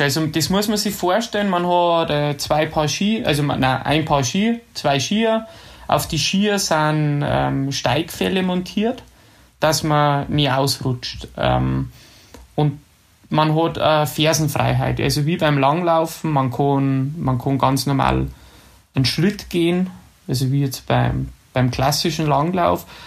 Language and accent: German; Ramsau bei Berchtesgaden, Bavaria, Germany; ich bin ja in der Ramsau bei Berchtesgaden aufgewachsen.